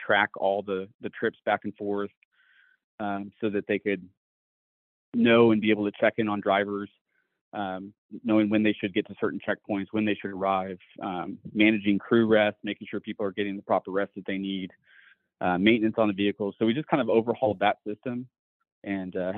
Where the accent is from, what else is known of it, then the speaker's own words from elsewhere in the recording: Missouri, United States; moved away as an adult; growing up in Missouri, my dad was a cop and a firearms instructor